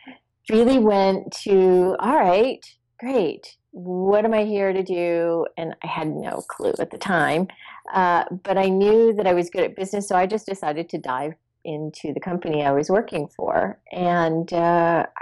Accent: East Coast, United States; moved away as an adult; now in California, United States; I grew up on the East Coast where it snowed, it was cold

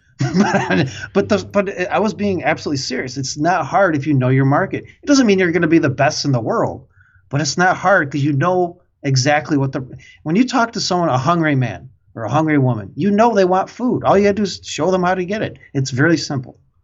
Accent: Midwest, United States; accent: Midwest; it's my Midwest accent

